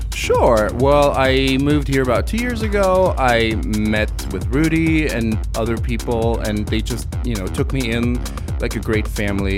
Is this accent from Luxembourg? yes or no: yes; Luxembourg; also born or lived in New York; now in Austria; Originally, I'm from Luxembourg.